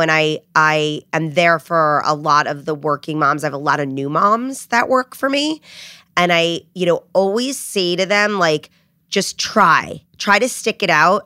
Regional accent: New Jersey, United States; also born or lived in Rhode Island; I grew up in New Jersey. I'm a Jersey girl

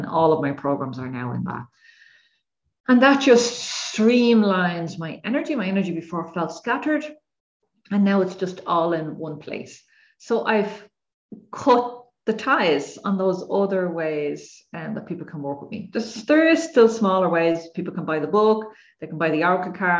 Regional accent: Ireland; I'm Irish

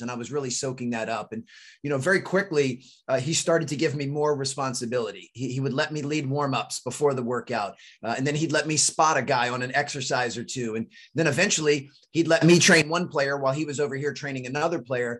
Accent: D.C., suburb of Maryland outside Washington, United States; also born or lived in North Carolina; I grew up right outside of Washington, D.C. in a suburb of Maryland.

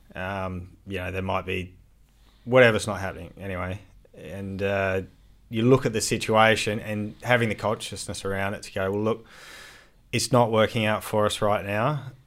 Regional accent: Adelaide, South Australia, Australia; I grew up in Adelaide

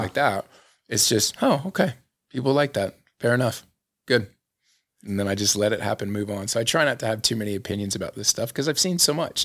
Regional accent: Florida, United States; moved away as an adult; now in Salt Lake City, United States; there was this area where I grew up in Florida

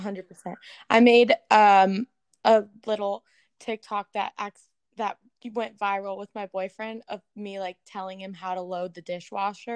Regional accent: the South, United States; now in Los Angeles, United States; growing up in the South

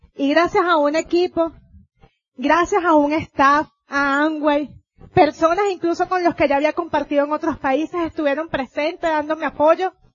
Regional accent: Venezuela; vengo yo de Venezuela

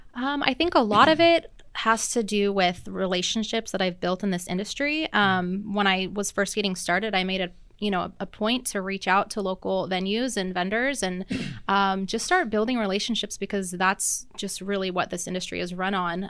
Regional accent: Seattle, Washington, United States; moved away as an adult; now in Oregon, United States; I've lived in Oregon for about twelve years now, um, but I'm originally from the Seattle area

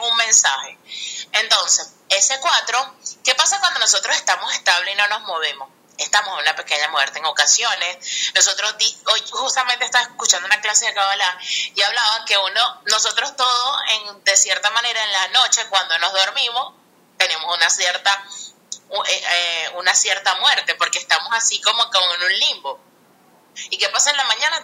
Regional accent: Venezuela; la mayoría somos venezolanos

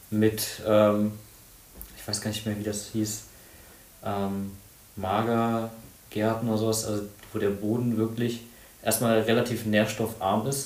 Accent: Mönchengladbach, North Rhine-Westphalia, Germany; now in Bonn, Germany; das ist ja meine Heimatstadt.

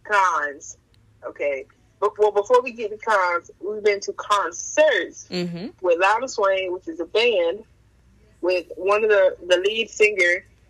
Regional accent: North Carolina, United States; we're from North Carolina

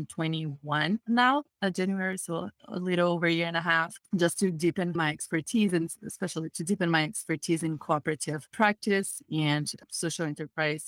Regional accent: Brazil; moved away as an adult; now in United States; I am originally from Brazil

